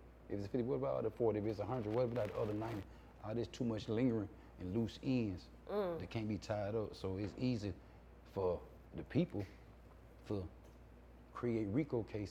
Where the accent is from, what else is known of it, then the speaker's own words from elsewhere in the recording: Atlanta, Georgia, United States; I'm born 80 Butler Street.